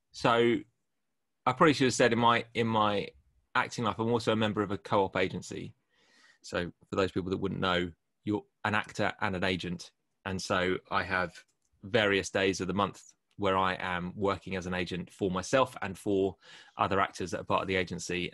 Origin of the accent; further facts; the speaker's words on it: near Kingston, Greater London, United Kingdom; moved away as an adult; also born or lived in Canterbury; my hometown in, near Kingston in Greater London